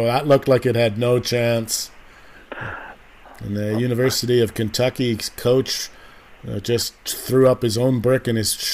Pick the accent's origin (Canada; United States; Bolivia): Canada; I'm a Canadian